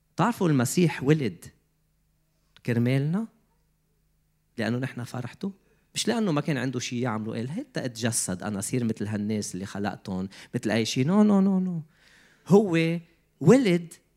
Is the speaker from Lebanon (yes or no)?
yes; Lebanon; moved away as an adult; also born or lived in Canada; بدي فل من لبنان